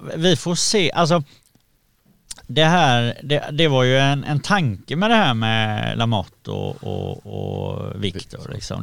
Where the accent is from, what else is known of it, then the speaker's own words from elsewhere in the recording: Gothenburg, Västra Götaland, Sweden; jag är uppvuxen i Backa i, i Göteborg